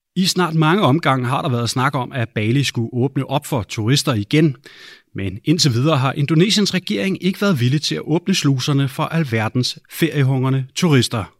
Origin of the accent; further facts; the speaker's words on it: Denmark; hjemme i Danmark